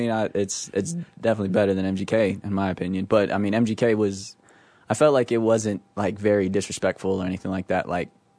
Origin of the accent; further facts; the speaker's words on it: Las Vegas, Nevada, United States; I'm from Vegas